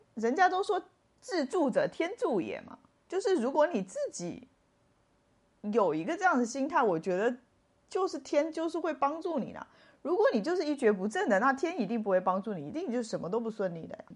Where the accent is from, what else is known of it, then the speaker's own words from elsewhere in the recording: Sichuan, China; now in Tainan, Taiwan; 我得回四川去